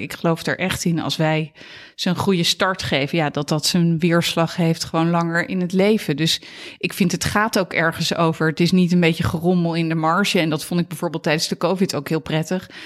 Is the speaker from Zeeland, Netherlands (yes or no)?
no; Katwijk, South Holland, Netherlands; moved away as an adult; also born or lived in Leiderdorp / Amsterdam; ik ben eh, geboren in Leiderdorp, maar ik ben opgegroeid in Katwijk aan Zee. Eh, in Zuid-Holland.